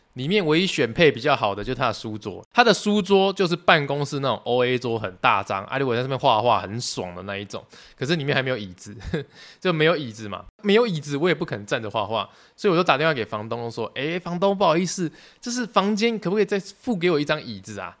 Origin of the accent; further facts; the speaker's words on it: Tainan, Taiwan; 我是台南人